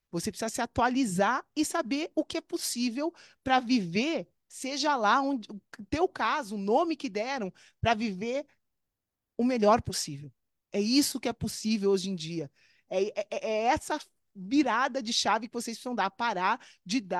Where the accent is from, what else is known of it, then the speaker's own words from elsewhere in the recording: Brazil; moved away as an adult; eu me formei em 1998. Olha isso, eu saí do Brasil em 2001, a gente está em 2023.